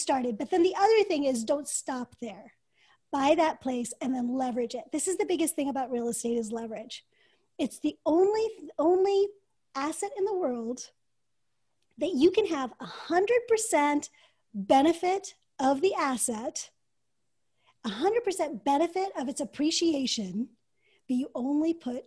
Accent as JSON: {"language": "English", "country": "United States", "said": "as an American woman or girl at the time"}